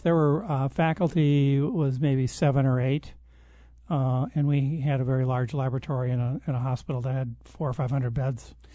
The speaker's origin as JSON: {"language": "English", "town": "Detroit", "region": "Michigan", "country": "United States", "tie": "born or raised there", "moved": "yes", "said": "Outside of Detroit in a suburb, uh, just outside of the Detroit city limit"}